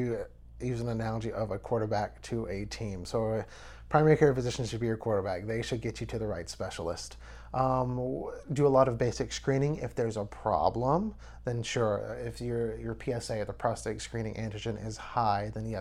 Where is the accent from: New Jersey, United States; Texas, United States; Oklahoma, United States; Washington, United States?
Texas, United States; Nederland; I'm from Nederland, Texas. I was born and raised here.